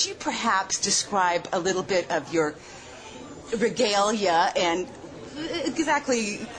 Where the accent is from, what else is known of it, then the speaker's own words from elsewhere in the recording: Mendocino, California, United States; Thank you. I am from Mendocino, California.